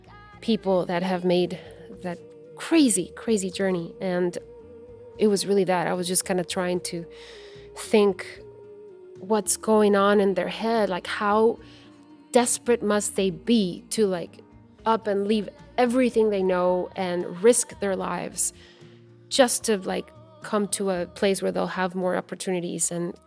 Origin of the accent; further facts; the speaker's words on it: Guatemala; moved away; growing up in Guatemala